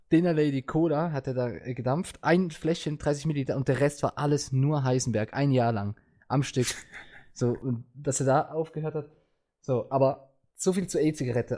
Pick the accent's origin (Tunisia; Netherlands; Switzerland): Switzerland; ich komme aus der Schweiz